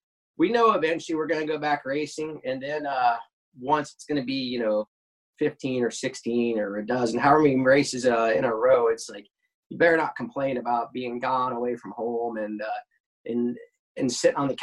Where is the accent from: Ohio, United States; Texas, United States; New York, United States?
Ohio, United States; Cincinnati; I was pretty lucky to grow up close to a drag strip, Edgewater, right outside of Cincinnati, Ohio.